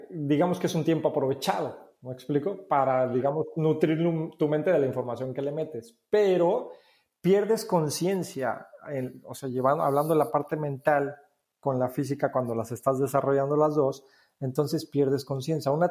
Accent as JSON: {"language": "Spanish", "country": "Mexico", "moved": "as an adult", "said": "fue eh, el hecho de la primera vez que, salimos de México a vivir acá. Esta es la segunda vez que estamos por acá, Paola y yo."}